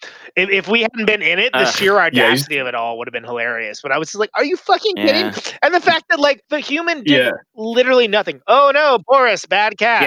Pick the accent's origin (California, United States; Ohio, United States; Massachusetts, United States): California, United States; Oakland; we're from Oakland. We're pretty far from home.